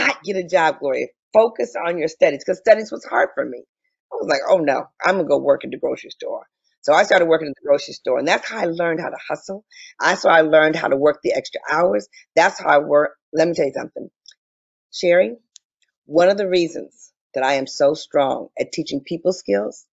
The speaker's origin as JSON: {"language": "English", "town": "Detroit", "region": "Michigan", "country": "United States", "tie": "born or raised there", "said": "I'm originally from Detroit, Michigan, and I grew up in a phenomenal household."}